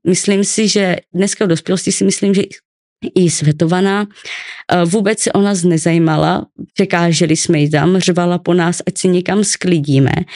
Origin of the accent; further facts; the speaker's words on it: Ostrava, Moravian-Silesian Region, Czechia; also born or lived in Olomouc; já jsem se narodila v Ostravě